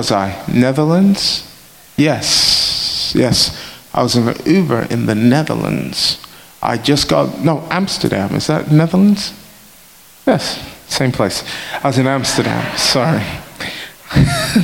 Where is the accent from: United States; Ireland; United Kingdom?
United Kingdom; England; we're from England